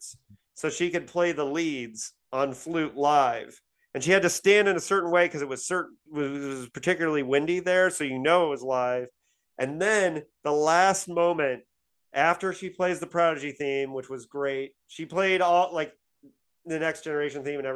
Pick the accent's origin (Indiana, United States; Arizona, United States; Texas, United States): Indiana, United States; Bloomington; moved away; my hometown of Bloomington, Indiana.